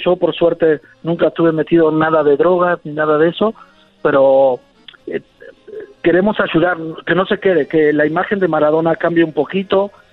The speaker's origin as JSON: {"language": "Spanish", "country": "Argentina", "said": "como argentino"}